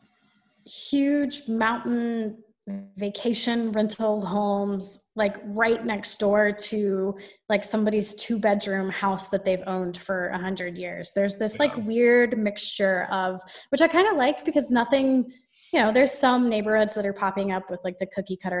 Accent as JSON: {"language": "English", "town": "Atlanta", "region": "Georgia", "country": "United States", "tie": "born or raised there", "moved": "as an adult", "lives_now": "Asheville, United States", "said": "I grew up in Atlanta"}